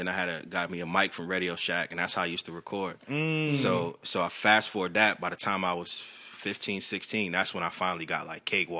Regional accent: Selma, North Carolina, United States; also born or lived in Raleigh / Queens; I was born here in North Carolina.

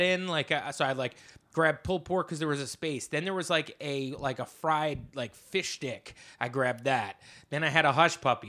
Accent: New Jersey, United States; now in New York City, United States; I come from Jersey, you know, and now I live in New York City

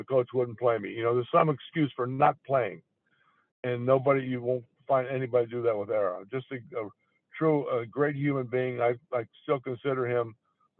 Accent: Western Pennsylvania, United States; Western Pennsylvania, where I grew up

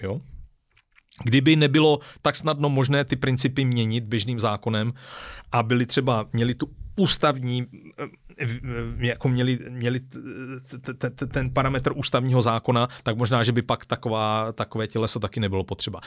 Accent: Czechia; já zase jsem docela Čech, jo, a i s těma vazbama mezinárodníma jsem, jsem docela Čech

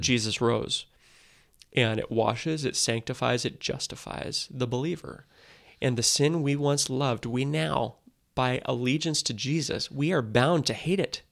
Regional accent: United States; as American Christians

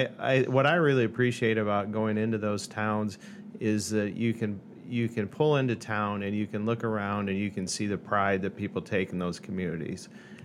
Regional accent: Cresco, Iowa, United States; I grew up in Cresco, Iowa, and then went to NIAC in Mason City for 2 years. And then transferred to Buena Vista College in Storm Lake, where I got my 4-year degree.

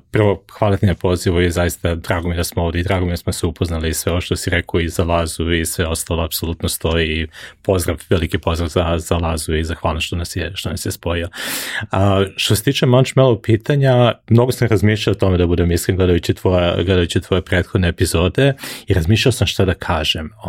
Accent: Belgrade, Serbia; moved away as an adult; also born or lived in United States; now in United Arab Emirates; Ja sam odrastao, rođen sam i odrastao sam u Beogradu na Dorčelu, tamo sam proveo zapravo najveći deo svog nekog dečaštva, mladog vremena, odatle sam išao na fakulte, znači prvi 25-6 godina svog života sam ja zapravo proveo, proveo tamo.

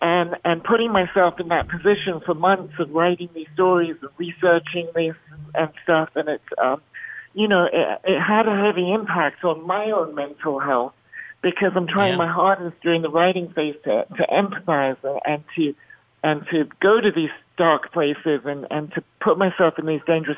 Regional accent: Bahrain; You know, I grew up in the Middle East in Bahrain, where I was in the minority.

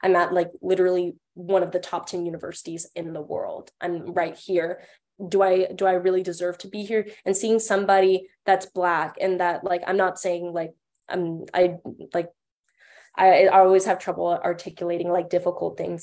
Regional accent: Fort Worth, Texas, United States; moved away as an adult; now in Chicago, United States; I'm from North Texas, so I actually live an hour away from Dallas. I live in the DFW area

